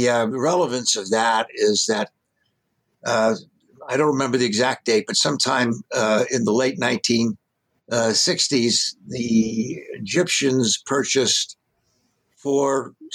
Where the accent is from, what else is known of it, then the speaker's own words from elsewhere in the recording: New York City, New York, United States; when I was coming of age, growing up in New York City, there was still considerable anti-Semitism in the United States.